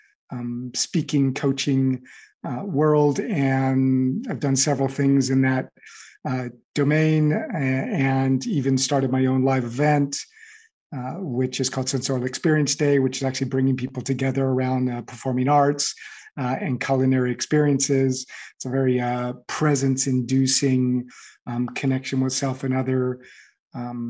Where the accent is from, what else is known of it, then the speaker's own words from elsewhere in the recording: Los Angeles, California, United States; moved away as an adult; now in Paris, France; I grew up in the Los Angeles area